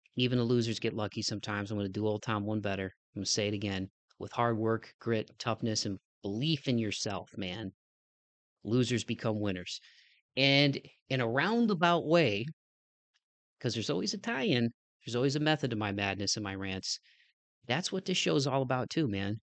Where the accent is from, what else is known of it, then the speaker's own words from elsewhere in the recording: Toledo, Ohio, United States; growing up in Toledo, man, it was a big city for sports and music